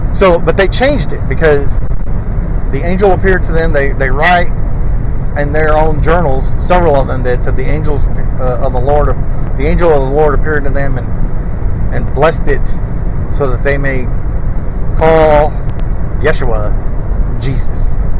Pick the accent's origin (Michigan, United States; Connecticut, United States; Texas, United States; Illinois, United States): Illinois, United States; Decatur; moved away as an adult; also born or lived in Hannibal, Missouri / Jacksonville / Troy, Missouri; now in Hamilton, United States; Decatur is my home. I call it my hometown. That's where I basically grew up